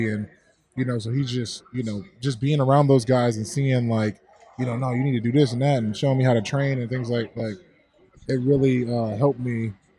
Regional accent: Buffalo, New York, United States; moved away as an adult; also born or lived in Houston; I grew up in the East Ferry Projects on the east side of Buffalo

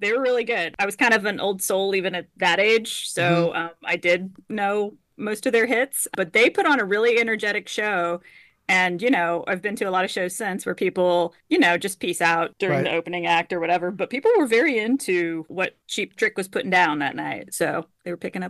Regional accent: Houston, Texas, United States; my threshold for heat growing up in Houston is just really, my threshold for heat must have also been pretty high.

